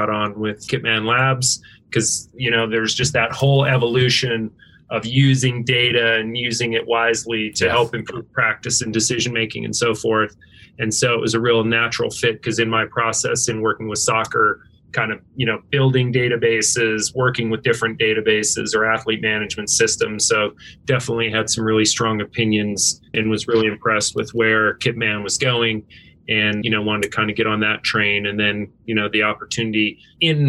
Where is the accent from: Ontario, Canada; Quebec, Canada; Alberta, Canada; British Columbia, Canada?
Alberta, Canada; Northern; moved away; also born or lived in Washington State, United States / Seattle, United States; I grew up in Northern Alberta, Canada, grew up ski racing.